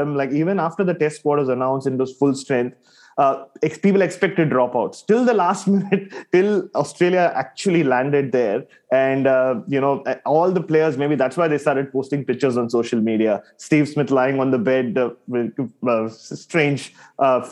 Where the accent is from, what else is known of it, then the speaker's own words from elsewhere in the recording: Mumbai, Maharashtra, India; I grew up in Bombay